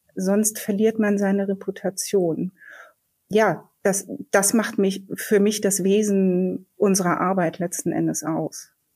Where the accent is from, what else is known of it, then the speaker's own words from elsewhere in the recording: Berlin, Germany; Ich bin geborene Berlinerin